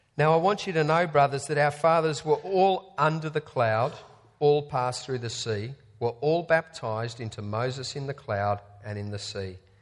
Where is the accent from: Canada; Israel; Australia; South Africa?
Australia; as an Australian sport fan